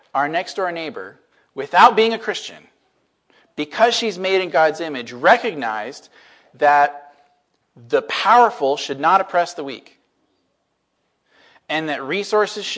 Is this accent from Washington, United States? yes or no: yes; Washington, United States; moved away as an adult; now in Bellingham, United States; I grew up in Washington, went to University of Washington, and then was away for 12 years, and then got called back in 2016 to move to Bellingham